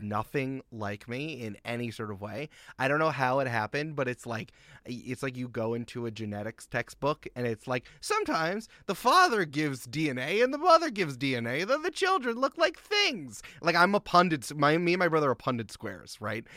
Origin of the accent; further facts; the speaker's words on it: Goldens Bridge, New York, United States; I grew up in Westchester County, New York